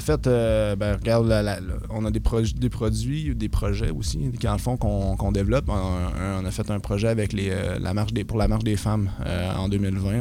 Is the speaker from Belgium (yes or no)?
no; Victoriaville, Quebec, Canada; moved away as an adult; now in Rouyn-Noranda, Canada; Je suis d'origine de Victoriaville, mais j'étais venu ici deux ans